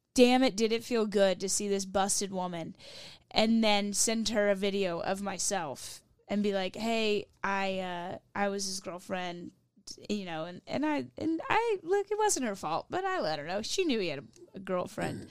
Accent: Louisville, Kentucky, United States; I'm from Louisville, Kentucky

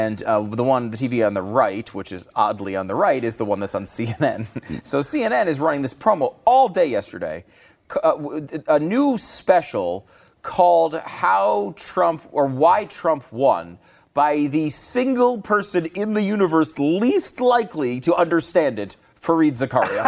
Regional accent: Connecticut, United States; also born or lived in New York; I was born in New York. I grew up in Connecticut.

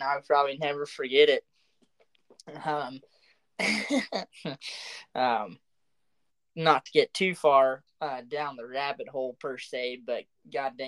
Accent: Oklahoma, United States; moved away; growing up in Oklahoma

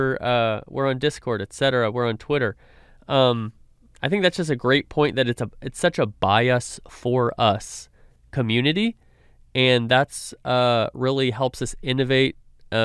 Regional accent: California, United States; now in Dallas, United States; I grew up in California.

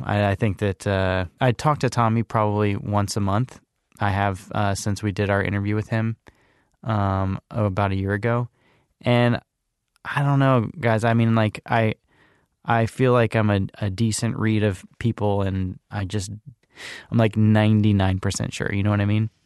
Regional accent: Charlottesville, Virginia, United States; moved away; has lived in Charlottesville, Virginia, which is my hometown.

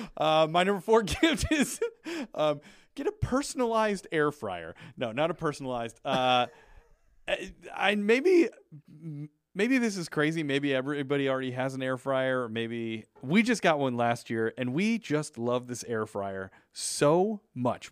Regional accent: a few towns from Lombard, Chicago area, Illinois, United States; few towns away from where I grew up.

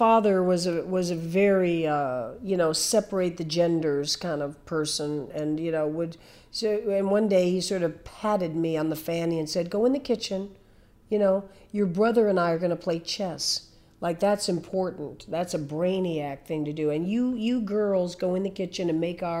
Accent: Fort Lauderdale, Florida, United States; I grew up down there. So I was in Fort Lauderdale

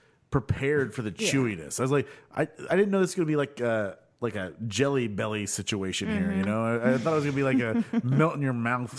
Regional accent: United States; I'm from America, motherfucker. We use words.

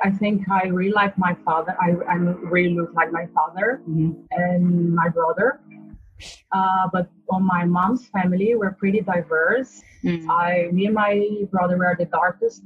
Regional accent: Brazil; English is a second language; moved away as an adult; also born or lived in Spain; now in United Kingdom; I was born and raised in Brazil, and I lived there up to 2006. Then I moved to Spain.

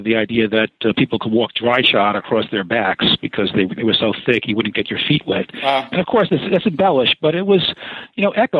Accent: New York City, New York, United States; I grew up in the Bronx

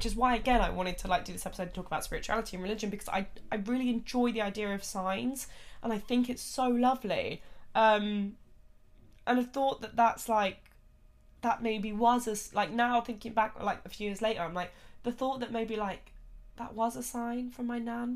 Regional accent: United Kingdom; us in the UK

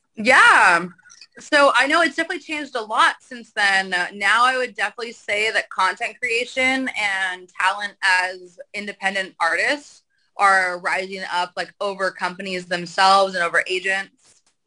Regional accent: the Valley, California, United States; I grew up in the valley of Cal, like in the valley, like California.

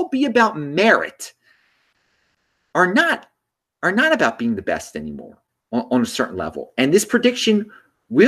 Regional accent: Baltimore, Maryland, United States; since I'm from Baltimore, yeah, I still check the Orioles score

